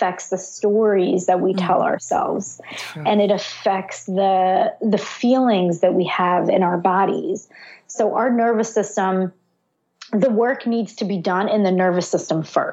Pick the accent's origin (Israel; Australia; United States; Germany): Israel; I was born in Israel during a war